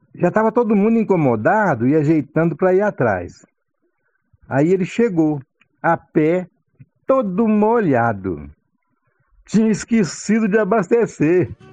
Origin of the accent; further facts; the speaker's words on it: Brazil; Lá no Lajeado, sítio do meu pai